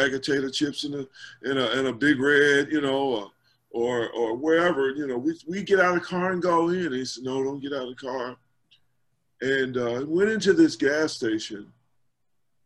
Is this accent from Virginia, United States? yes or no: no; Louisville, Kentucky, United States; as a child growing up in Louisville